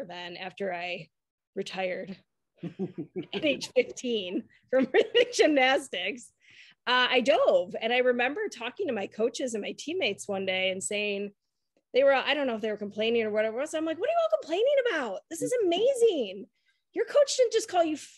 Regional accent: Detroit, Michigan, United States; moved away as an adult; also born or lived in Milwaukee, Wisconsin; I grew up in Detroit. But I moved to Milwaukee to go to Marquette

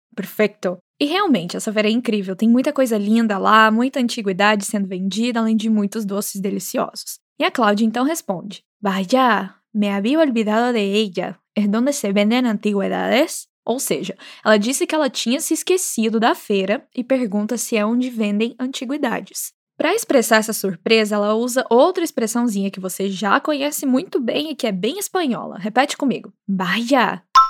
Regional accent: Minas Gerais, Brazil; moved away; Como boa mineira

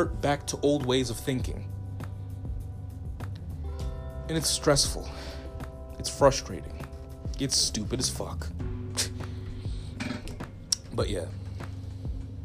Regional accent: Zimbabwe; I'm from Southern Africa. Like I said, I'm Zimbabwean, but I got family in South Africa.

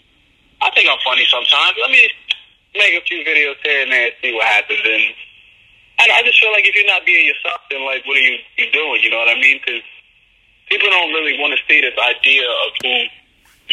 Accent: New York City, New York, United States; From the Bronx

